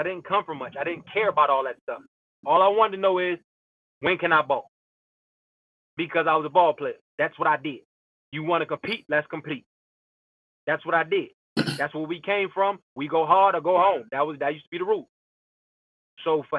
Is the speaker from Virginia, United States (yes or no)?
no; Columbia, Maryland, United States; also born or lived in Baltimore, Maryland; originally from Baltimore City, grew up in Howard County, Columbia, Maryland